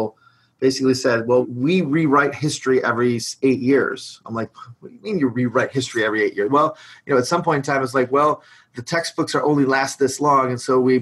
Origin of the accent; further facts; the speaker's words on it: Detroit, Michigan, United States; I'm from Detroit